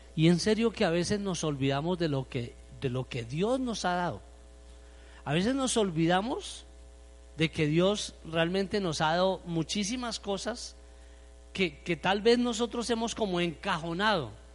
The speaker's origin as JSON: {"language": "Spanish", "country": "Colombia", "said": "como buen colombiano"}